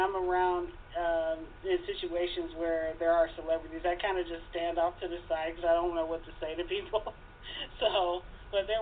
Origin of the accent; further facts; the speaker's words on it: Detroit, Michigan, United States; born and raised in Detroit, still here